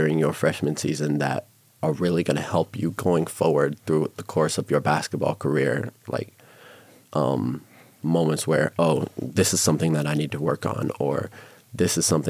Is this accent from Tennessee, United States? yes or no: no; New York, United States; now in Las Vegas, United States; I'm from New York